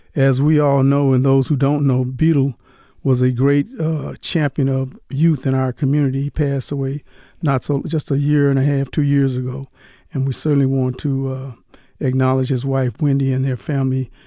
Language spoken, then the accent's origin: English; Delhi, Louisiana, United States; now in Las Vegas, United States; I'm from Delhi, Louisiana.